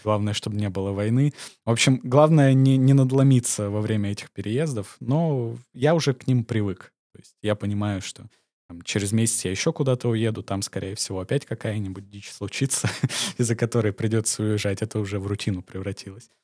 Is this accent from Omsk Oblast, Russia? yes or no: yes; Omsk, Omsk Oblast, Russia; moved away as an adult; also born or lived in Georgia / Turkey / Spain; now in Montenegro; я сам из Омска.